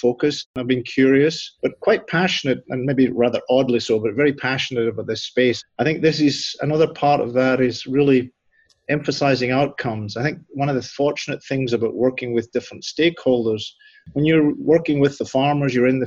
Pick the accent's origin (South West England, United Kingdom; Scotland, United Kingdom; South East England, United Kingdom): Scotland, United Kingdom; southwest; moved away as an adult; now in Nebraska, United States; I actually grew up in a rural part of southwest Scotland on a family farm